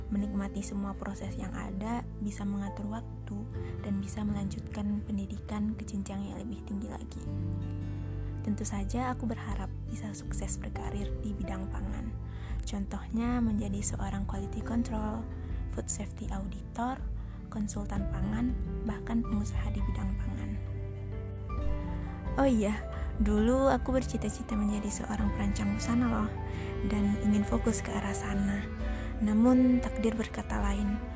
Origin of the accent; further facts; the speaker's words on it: West Sumatra, Indonesia; now in South Lampung, Indonesia; Aku berasal dari Sumatera Barat dan bungsu dari tiga bersaudara.